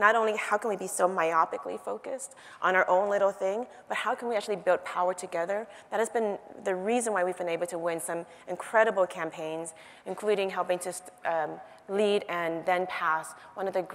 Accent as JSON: {"language": "English", "town": "Oakland", "region": "California", "country": "United States", "tie": "born or raised there", "also_born_or_lived": "Vietnam", "said": "I grew up in Oakland, one of the most impoverished and polluted communities in this country still."}